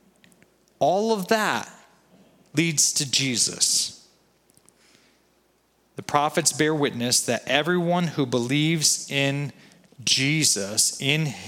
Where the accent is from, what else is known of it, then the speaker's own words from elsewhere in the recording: United States; You and I, as American citizens